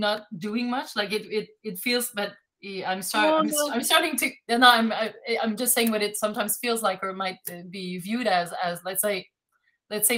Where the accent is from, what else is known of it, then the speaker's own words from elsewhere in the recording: Canada; English is a second language; I'm French Canadian